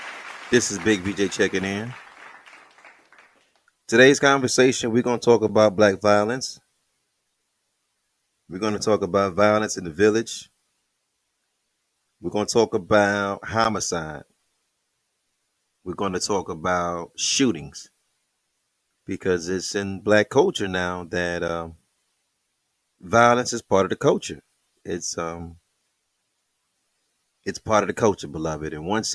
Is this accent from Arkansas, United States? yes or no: no; Detroit, Michigan, United States; That's the neighborhood right next from mine. I'm from Plymouth.